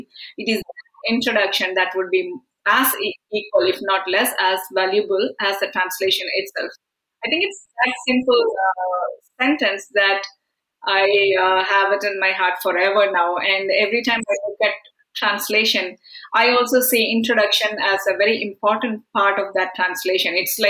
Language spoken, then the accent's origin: English; Canada; from Canada.